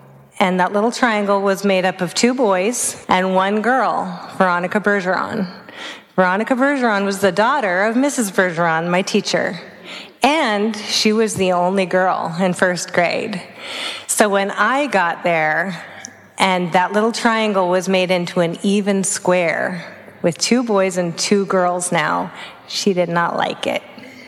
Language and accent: English; Vancouver, British Columbia, Canada; also born or lived in Oregon; I grew up on the West Coast. First, I was in British Columbia and Canada, and then I ended up in Oregon. So I was born in Vancouver.